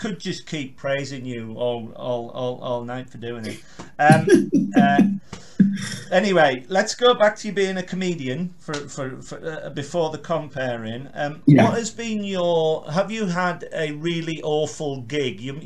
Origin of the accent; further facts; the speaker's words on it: Carlisle, North West England, United Kingdom; I'm from Carlisle